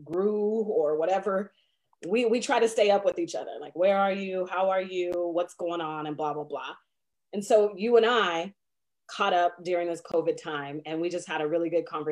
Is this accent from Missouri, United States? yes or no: no; Seattle, Washington, United States; moved away as an adult; also born or lived in Indianapolis; now in Tri-Cities, United States; growing up in Seattle